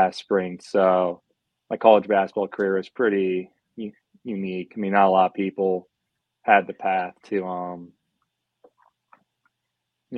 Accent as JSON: {"language": "English", "town": "Rittman", "region": "Ohio", "country": "United States", "tie": "born or raised there", "also_born_or_lived": "Upper Peninsula, Michigan", "moved": "as an adult", "said": "I'm from Rittman, Ohio. Went to Rittman High School, graduated there in 2017"}